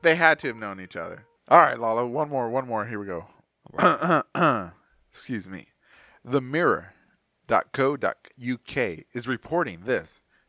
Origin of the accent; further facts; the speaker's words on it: Texas, United States; We're from Texas.